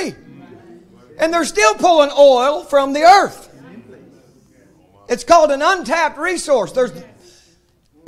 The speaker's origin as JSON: {"language": "English", "country": "United States"}